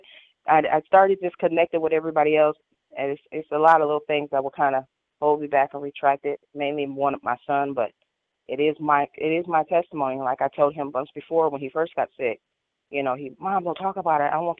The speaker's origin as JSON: {"language": "English", "region": "Midwest", "country": "United States", "also_born_or_lived": "Blackfoot tribe (ancestry)", "moved": "as an adult", "said": "right now I'm in the Carolinas, but I'm from the Midwest, and I'm headed back there as soon as possible."}